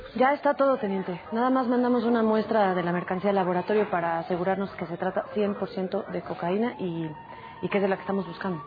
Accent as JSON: {"language": "Spanish", "region": "Aguascalientes", "country": "Mexico", "tie": "born or raised there", "said": "en mi tierra"}